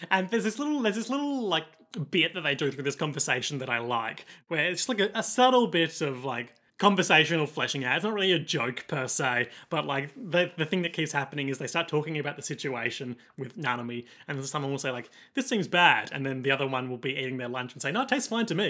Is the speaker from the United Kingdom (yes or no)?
no; Australia; accent: rough Australian; my rough Australian accent